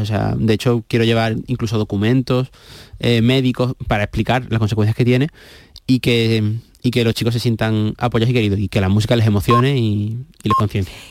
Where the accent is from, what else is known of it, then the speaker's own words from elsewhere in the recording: Seville, Andalusia, Spain; also born or lived in Huelva; hemos vivido la mayoría del tiempo de nuestra vida en Sevilla. Entonces, pues yo siempre digo que soy de los dos sitios, no me siento nuez y me siento sevillano